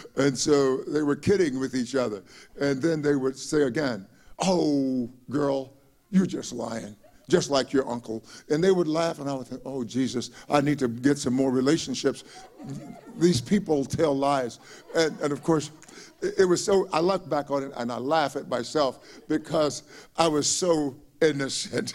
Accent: Palestine, Texas, United States; moved away; my hometown of Palestine, Texas

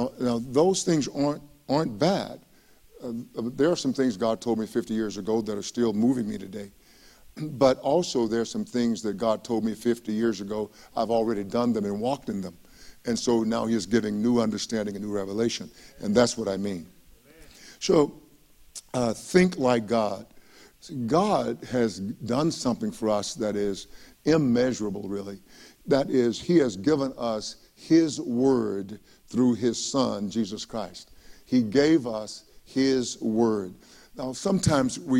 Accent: East Texas, United States; When I was a young boy growing up in East Texas

